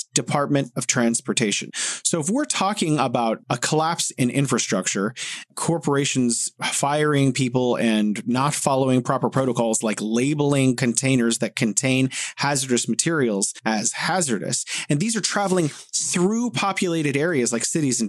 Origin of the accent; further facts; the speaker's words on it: Modesto, California, United States; moved away as an adult; now in Beijing, China; Modesto, California, where I'm originally from